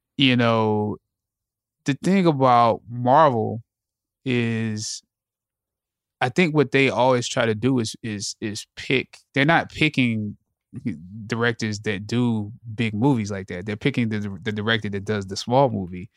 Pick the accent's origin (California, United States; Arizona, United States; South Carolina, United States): South Carolina, United States; Anderson; I grew up I'm from Anderson, South Carolina.